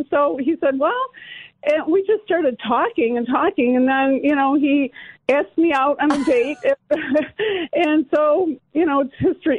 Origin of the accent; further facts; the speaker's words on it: Toledo, Ohio, United States; moved away; also born or lived in Cleveland; at the time, I was from Toledo